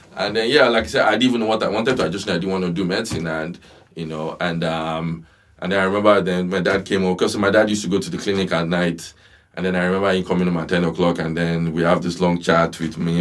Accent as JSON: {"language": "English", "town": "Ibadan", "region": "Oyo", "country": "Nigeria", "tie": "born or raised there", "moved": "yes", "said": "growing up in Nigeria and then coming here"}